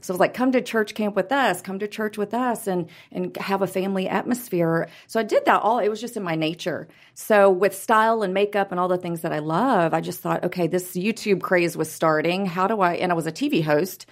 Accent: Houston, Texas, United States; also born or lived in Los Angeles; now in Dallas, United States; We're both from Houston.

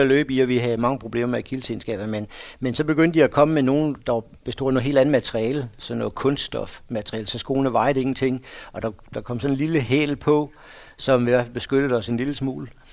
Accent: Odense, Southern Denmark, Denmark; der hvor jeg kommer fra, der har løb altid været stort

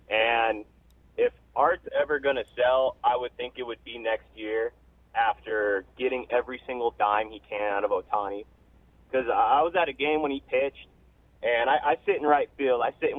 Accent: Orange County, California, United States; I'm from Orange County

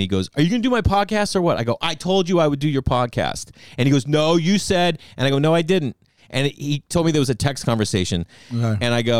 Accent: Massachusetts, United States; I grew up in Massachusetts.

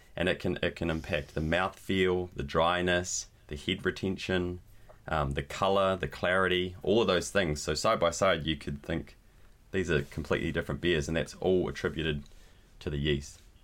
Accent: New Zealand; also born or lived in Spain; I'm a brewer from New Zealand

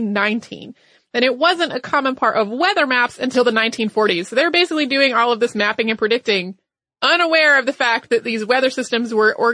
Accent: the South, United States; Now, I grew up in the South. I know that to some of you, 40 degrees does not sound like time to party.

